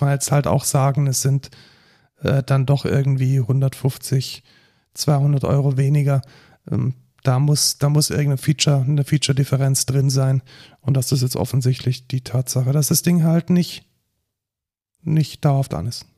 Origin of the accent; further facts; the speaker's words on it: Germany; wir als, als äh, Deutsche